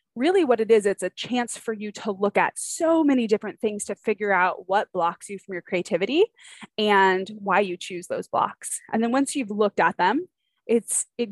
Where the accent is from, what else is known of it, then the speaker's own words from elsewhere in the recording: California, United States; moved away as an adult; also born or lived in Atlanta, Georgia; we are from California, but have lived in Georgia for, golly, in the Atlanta area for 12, 13 years